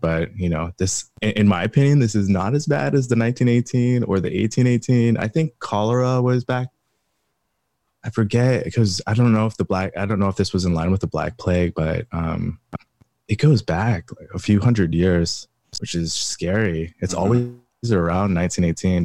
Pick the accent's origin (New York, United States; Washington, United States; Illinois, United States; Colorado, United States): Washington, United States; Pullman; I grew up in Pullman, Washington, Eastern Washington